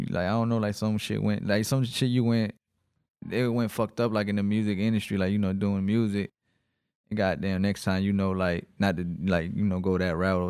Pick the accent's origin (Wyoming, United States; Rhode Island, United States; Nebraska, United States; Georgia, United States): Georgia, United States; Riverdale; I'm even from Riverdale, right here.